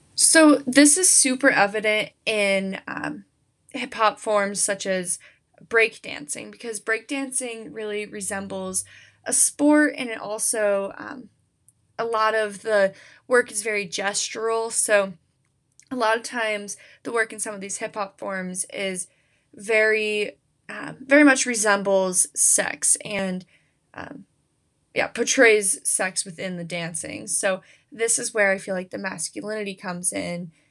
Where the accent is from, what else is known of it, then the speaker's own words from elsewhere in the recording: United States; I, I am an American, American history applies to me